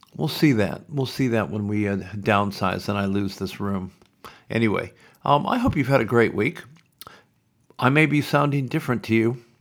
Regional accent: Sioux City, Iowa, United States; now in Melbourne, Australia; When I grew up in Iowa, in Sioux City

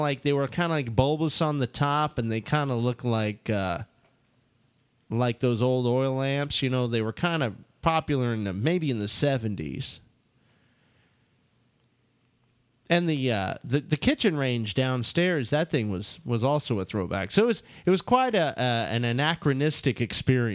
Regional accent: New York City, New York, United States; I'm from Brooklyn

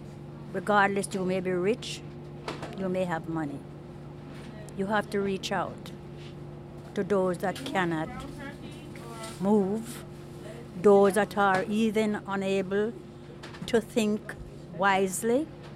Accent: Jamaica; now in United States; I am from Jamaica.

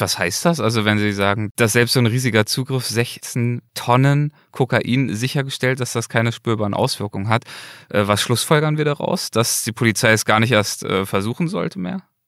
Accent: Germany; bei uns in Deutschland

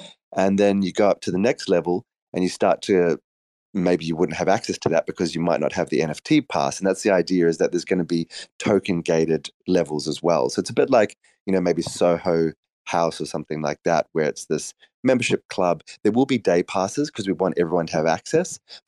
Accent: South Africa; also born or lived in Australia; I grew up in South Africa and Australia.

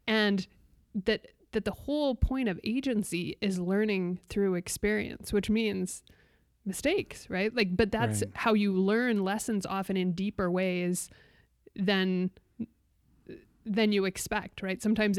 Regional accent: Arizona, United States; born there; also born or lived in South Dakota / Turkey; So I lived everywhere from, I was born in Arizona, but I lived everywhere from South Dakota to Turkey. So I've kind of been all over.

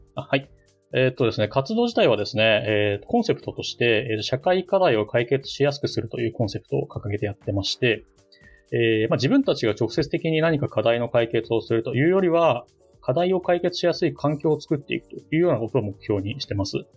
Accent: Ota, Tokyo, Japan; 私の出身というか丸まは、え東京都の大田区ですね

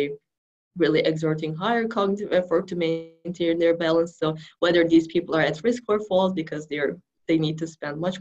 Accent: Turkey; moved away as an adult; also born or lived in New York, United States; now in Kansas, United States; I was born in New York, and then I was there until 5 years old, and then my parents went back to Turkey.

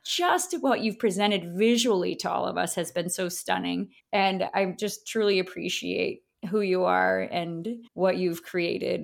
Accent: upstate New York, United States; I went upstate New York. I was born in the apple orchard up here

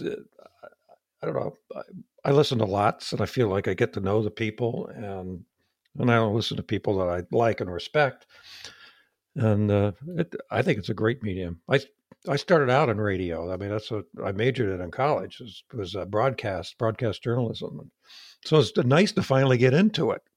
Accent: United States; accent: hillbilly; my hillbilly accent

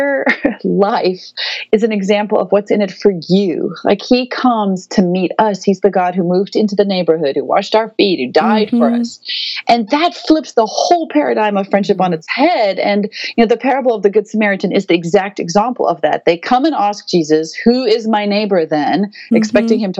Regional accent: South Africa; moved away as an adult; now in United States; I will always be South African. My whole family is there still. We're not a missionary family. We're South African.

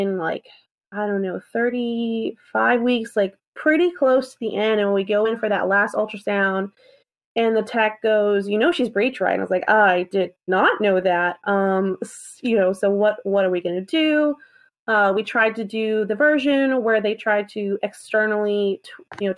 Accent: South Carolina, United States; I'm from South Carolina.

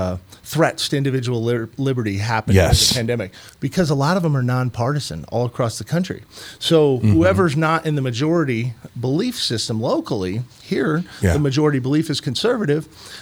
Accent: Illinois, United States; now in Missouri, United States; I came from Illinois. So, I chose Missouri.

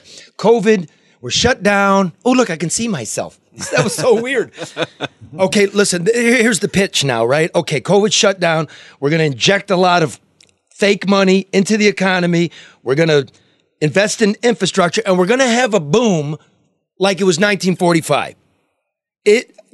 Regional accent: Detroit, Michigan, United States; I'm from Detroit, Michigan

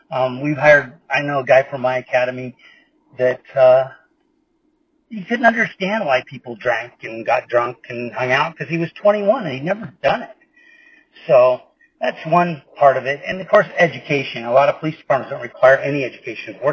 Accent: California, United States; I mean, of course, we're from California. I mean, there's incidents out here

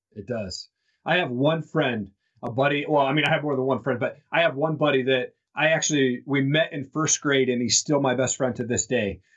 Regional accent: Eastern Washington, United States; all these people that I was connected to from Eastern Washington as growing up

